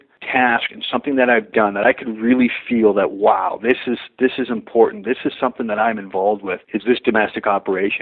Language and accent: English; Victoria, British Columbia, Canada; moved away as an adult; also born or lived in Vancouver, Canada; now in Alberta, Canada; Growing up in Victoria and joining from Victoria and then later moving to Vancouver